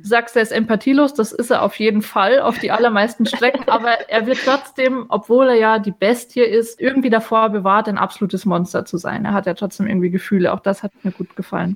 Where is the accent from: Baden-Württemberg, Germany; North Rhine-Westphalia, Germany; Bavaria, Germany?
Bavaria, Germany; moved away; ich komme auch ursprünglich aus Bayern, wie man hört